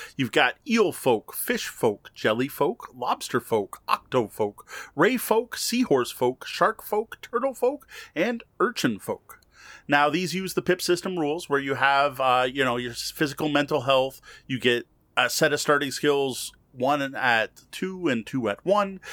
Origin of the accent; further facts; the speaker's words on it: Canada; as a Canadian